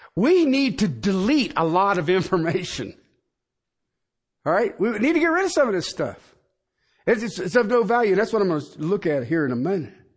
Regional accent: Union County, Ohio, United States; moved away; I come from Union Country back in Ohio

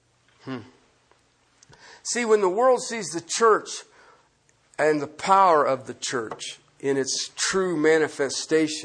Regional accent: Ohio, United States; I grew up in Ohio

